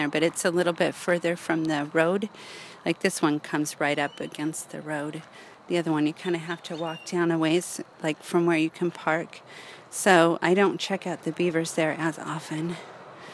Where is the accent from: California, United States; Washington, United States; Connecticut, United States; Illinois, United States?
California, United States; Southern; now in Northern California, United States; growing up in Southern California